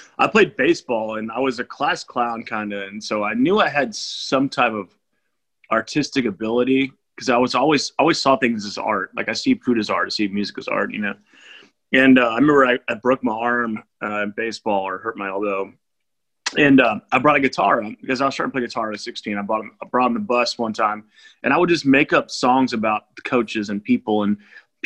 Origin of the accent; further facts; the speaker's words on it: Houston, Texas, United States; also born or lived in Austin, Texas / Los Angeles / Nashville; born and raised Houston, Texas. That's where I'm at right now.